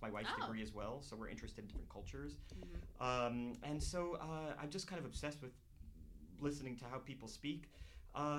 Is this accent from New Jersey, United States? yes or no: yes; New Jersey, United States; I grew up in New Jersey, and there were not people from other places, really